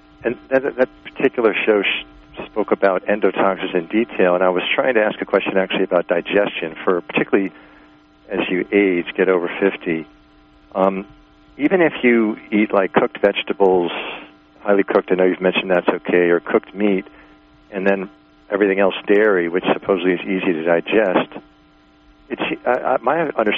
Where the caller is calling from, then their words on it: Buffalo, New York, United States; from Buffalo.